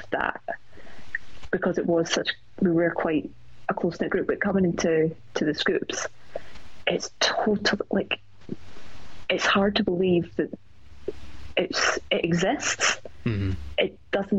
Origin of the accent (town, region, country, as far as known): Scotland, United Kingdom